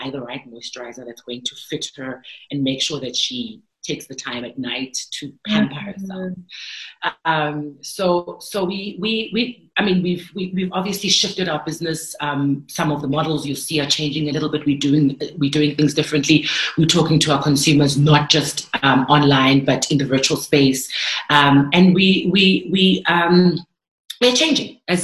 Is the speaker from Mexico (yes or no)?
no; South Africa; I am from South Africa